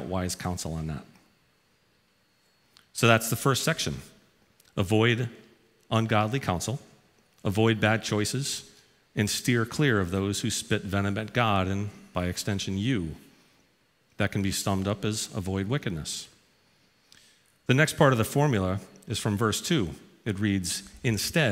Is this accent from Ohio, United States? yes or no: no; New Haven, Connecticut, United States; I grew up in New Haven, Connecticut, right down the road.